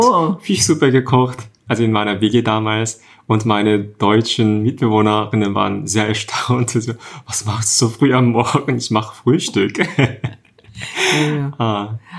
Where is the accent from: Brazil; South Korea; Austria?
South Korea; moved away as an adult; now in Germany; ich komme aus Korea auch 2010